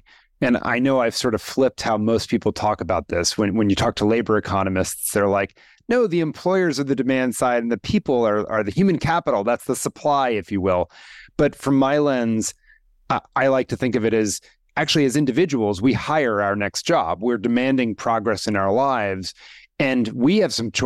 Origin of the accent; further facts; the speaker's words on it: Washington, District of Columbia, United States; I grew up in Washington, D.C.